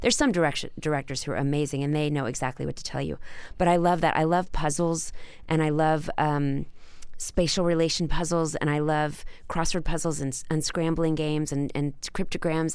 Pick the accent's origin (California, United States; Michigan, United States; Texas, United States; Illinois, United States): Texas, United States; Dallas; growing up in Dallas